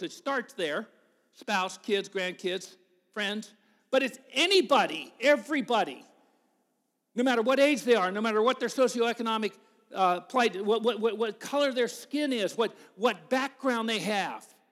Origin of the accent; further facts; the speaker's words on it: United States; I told him the U S